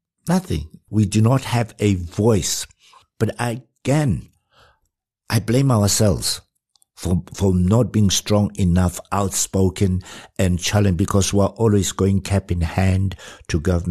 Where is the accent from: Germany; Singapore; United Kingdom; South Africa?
South Africa; I introduced myself as a South African musician